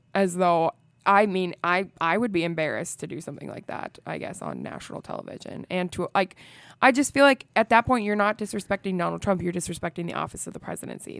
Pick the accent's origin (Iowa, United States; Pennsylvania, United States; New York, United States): Iowa, United States; I am from Iowa